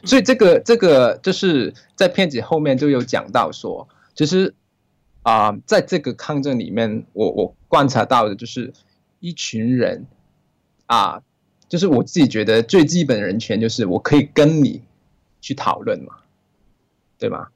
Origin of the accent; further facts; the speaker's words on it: Hong Kong; 我是来自香，啊，啊，这是香港人